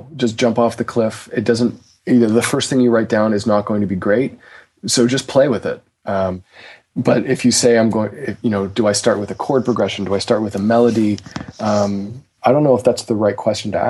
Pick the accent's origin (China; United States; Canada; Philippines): Canada; Toronto, Ontario; I am from Toronto, Canada, and when I was... I'm 33.